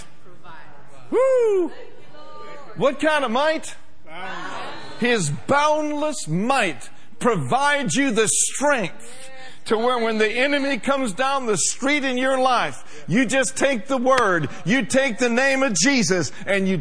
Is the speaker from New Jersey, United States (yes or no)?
no; Minneapolis, Minnesota, United States; moved away; I grew up in Minneapolis